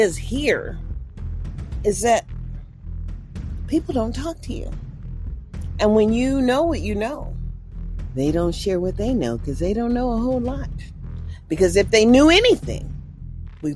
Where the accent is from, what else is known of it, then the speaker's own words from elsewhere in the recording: Mississippi, United States; also born or lived in California; now in Nevada, United States; I was far as west as I could get, living in California, considering I was born from Mississippi